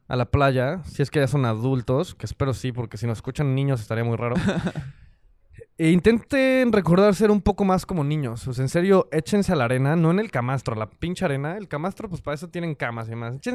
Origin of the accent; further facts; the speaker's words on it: Mexico; Por si no se habían dado cuenta que éramos mexicanos